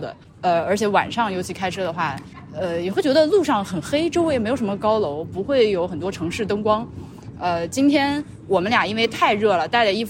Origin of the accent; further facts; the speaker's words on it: Laohekou, Hubei, China; 我我家对我家小时候就老河口，我们家小时候也是个土坯房子嘛。